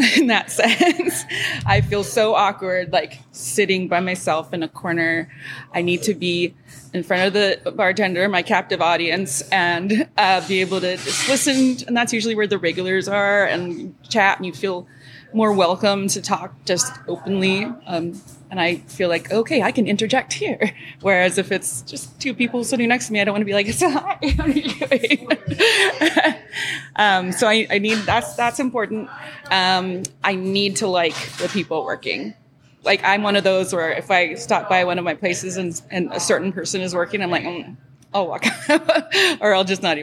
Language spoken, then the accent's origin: English; Hawaii, United States; moved away; I was born and raised in Hawaii